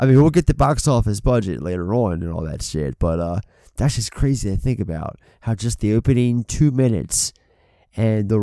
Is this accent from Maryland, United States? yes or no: yes; Baltimore, Maryland, United States; I'm a Baltimore guy. Obviously, we're both from Baltimore.